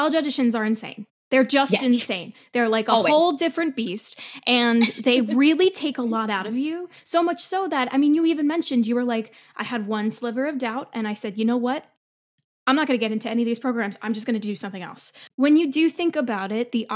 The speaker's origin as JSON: {"language": "English", "region": "New Jersey", "country": "United States", "tie": "born or raised there", "also_born_or_lived": "Texas", "moved": "as an adult", "said": "I am from New Jersey"}